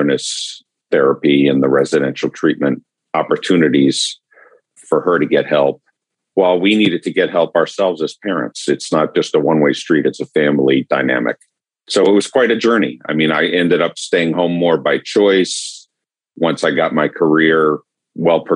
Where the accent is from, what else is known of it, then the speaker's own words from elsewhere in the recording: New York area, Southern Connecticut, United States; moved away as an adult; now in Atlanta, United States; I grew up in the New York area in Southern Connecticut